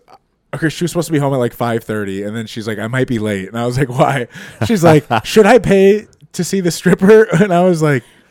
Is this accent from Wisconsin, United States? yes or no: yes; Wisconsin, United States; we're from Wisconsin, too.